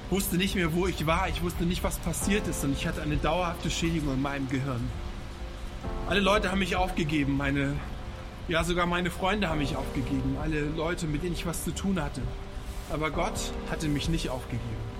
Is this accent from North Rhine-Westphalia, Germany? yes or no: no; Hamburg, Germany; now in Berlin, Germany; Ich komme aus Hamburg und wohne jetzt in der Hauptstadt in Berlin und ich möchte euch meine Geschichte erzählen. Ich bin in Hamburg aufgewachsen